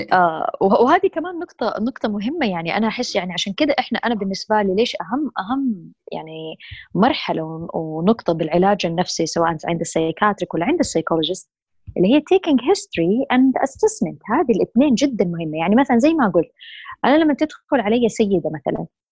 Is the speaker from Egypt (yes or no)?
no; Saudi Arabia; also born or lived in Jeddah, Saudi Arabia / United States; عندنا بالسعودية